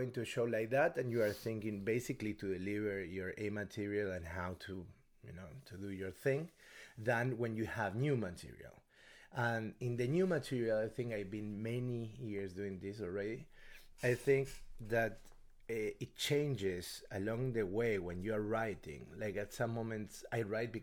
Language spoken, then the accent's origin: English; Argentina; English is a second language; moved away; also born or lived in Norway / New York